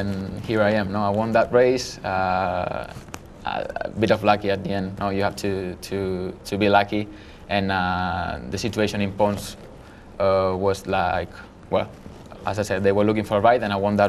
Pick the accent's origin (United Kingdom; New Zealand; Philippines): Philippines; Manila, Metro Manila; I was born in Manila